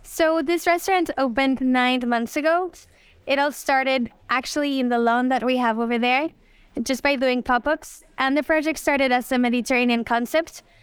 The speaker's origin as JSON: {"language": "English", "region": "Mexico City", "country": "Mexico", "tie": "born or raised there", "moved": "yes", "lives_now": "Los Cabos, Mexico", "said": "I was born there in Mexico City and raised there too."}